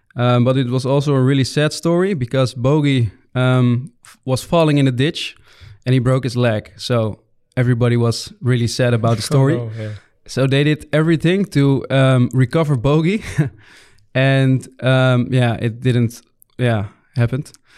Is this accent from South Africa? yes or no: no; Muiderberg, North Holland, Netherlands; English is a second language; also born or lived in Bussum; Because we grew up in Muidenberg, so that's it's smaller than Büssum, way smaller. And Büssum, I lived also in Büssum. I did my high school over there.